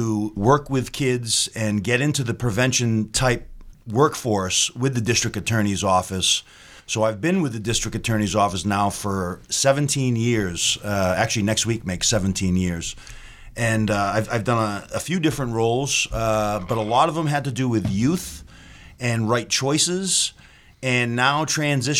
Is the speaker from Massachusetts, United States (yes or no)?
yes; Dartmouth, Massachusetts, United States; growing up in Dartmouth my whole life